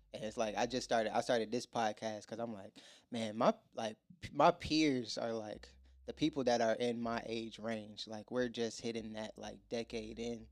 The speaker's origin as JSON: {"language": "English", "region": "Virginia", "country": "United States", "moved": "as an adult", "lives_now": "Atlanta, United States", "said": "I'm from Virginia"}